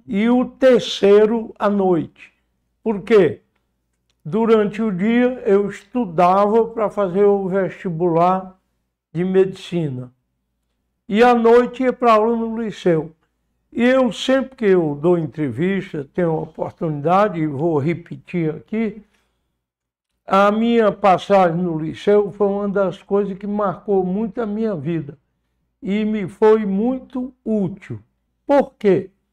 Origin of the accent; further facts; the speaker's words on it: Fortaleza, Ceará, Brazil; onde eu nasci, foi em Fortaleza, como já disse, onde decorreu com alguns intervalos praticamente toda a minha existência